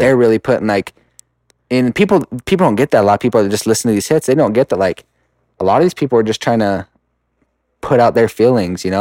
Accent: Rupert, Idaho, United States; I'm from Rupert

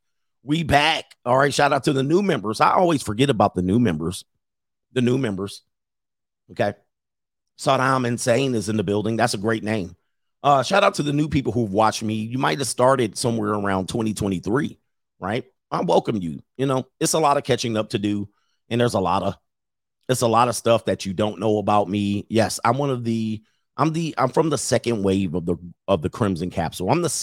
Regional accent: Midwest, United States; And then when I was growing up in the Midwest, I was in poor areas.

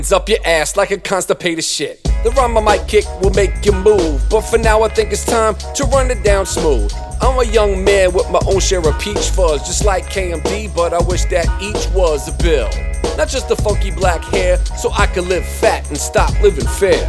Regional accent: Durham, North Carolina, United States; I was from Dirty Durham

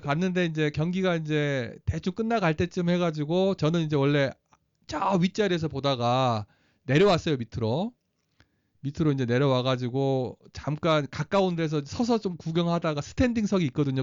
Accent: South Korea; moved away as an adult; now in United States; 어나저 사우트 코리아에서 왔어

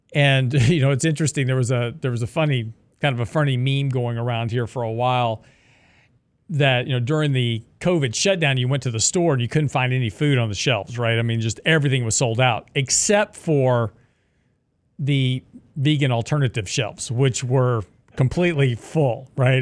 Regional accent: the South, United States; I was born in the South, raised in the South

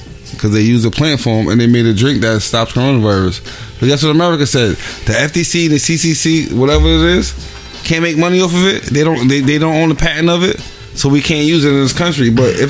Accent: New York City, New York, United States; also born or lived in Honduras; I'm from Staten Island, the worst place in New York City, the most racist place in New York City.

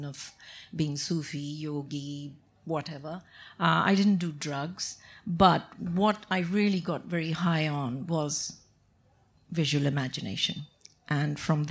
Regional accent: South India, India; English is a second language; I'm from the South.

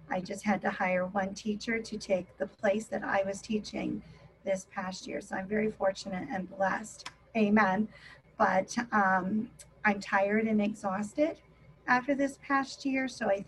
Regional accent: Tucson, Arizona, United States; I'm from Tucson, Arizona.

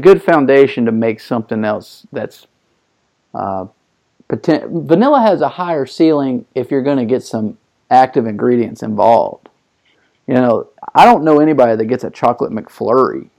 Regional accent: Young Harris, Georgia, United States; also born or lived in White County, Georgia / Hiawassee, Georgia; I'm from Young Harris, Georgia

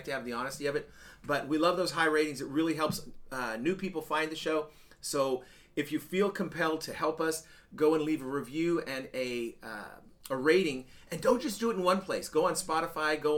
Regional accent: Nashville, Tennessee, United States; But anyhow, we're here from Nashville right now and uh, fixing to leave tomorrow morning on our cross country road trip.

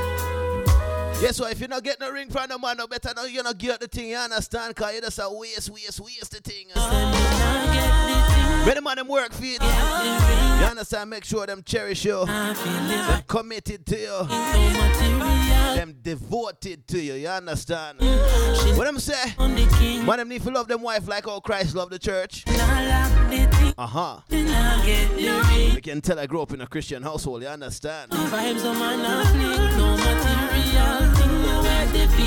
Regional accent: Jamaica; moved away as an adult; As a youth growing up in Jamaica, people couldn't get me to listen to reggae. But the moment I left Jamaica in 1999

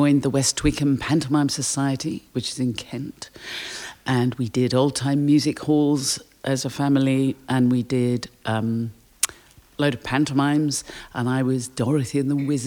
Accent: Durban, KwaZulu-Natal, South Africa; I was born in South Africa. My parents were Londoners who emigrated to Durban in South Africa after the war. And my sister and I were born there.

